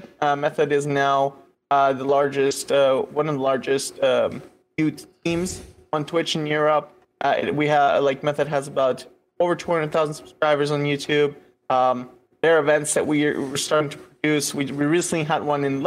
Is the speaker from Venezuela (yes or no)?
yes; Caracas, Capital District, Venezuela; moved away as an adult; also born or lived in United States; now in Berlin, Germany; I was born in Venezuela and grew up in Venezuela for until I was 23